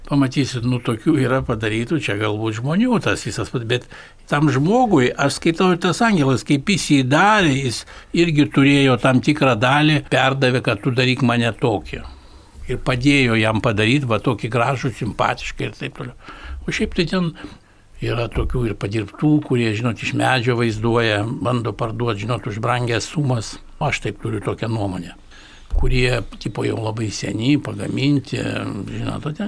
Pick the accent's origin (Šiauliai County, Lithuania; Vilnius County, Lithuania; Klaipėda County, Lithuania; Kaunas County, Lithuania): Kaunas County, Lithuania; Kaunas; aš pats iš Viljampolės